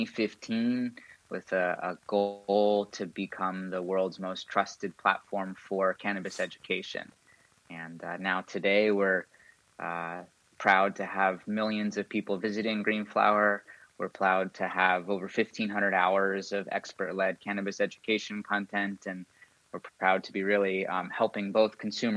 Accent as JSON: {"language": "English", "town": "San Diego", "region": "California", "country": "United States", "tie": "born or raised there", "also_born_or_lived": "Encinitas, California", "lives_now": "Ojai, United States", "said": "I grew up in San Diego"}